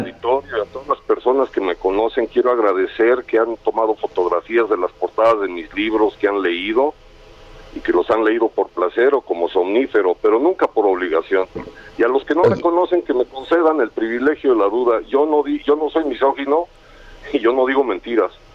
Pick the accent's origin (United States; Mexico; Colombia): Mexico; León, Guanajuato; Fútbol Club León, que es de donde yo soy